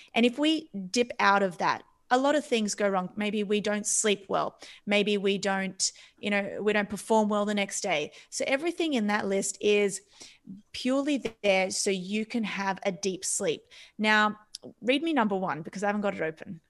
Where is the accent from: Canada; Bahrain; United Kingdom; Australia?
Australia; moved away; I come from Australia. My parents are from Cyprus